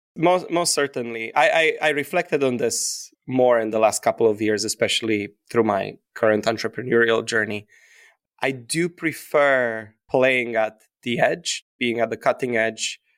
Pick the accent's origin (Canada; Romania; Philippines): Romania; moved away as an adult; now in New York City, United States; when I was growing up in Romania, my parents opened up an L L C when I was in fifth grade